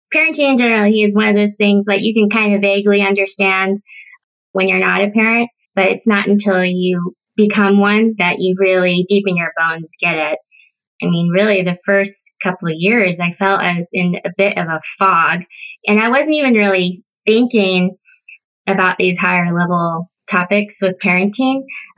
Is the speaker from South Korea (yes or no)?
yes; South Korea; born there; moved away; I can't just tell them one time about how I'm adopted from Korea.